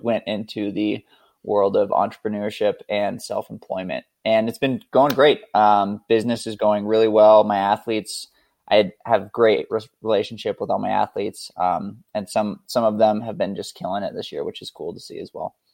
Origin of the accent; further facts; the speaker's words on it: Montana, United States; now in Idaho, United States; I currently live in rural Idaho, but I grew up in Montana, uh, actually closer to Canada than most of the United States